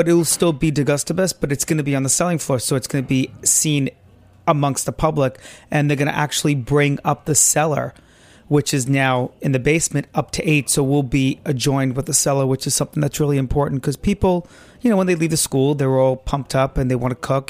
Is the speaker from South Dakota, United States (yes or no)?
no; New York City, New York, United States; Grew up in good old Brooklyn, New York. Right here.